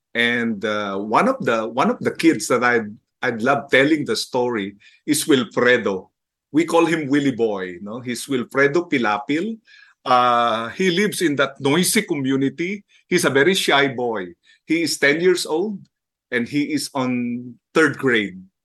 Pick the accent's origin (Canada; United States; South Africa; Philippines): Philippines; Manila, Metro Manila; I was born and raised in Manila, and I grew up in the slums of San Andres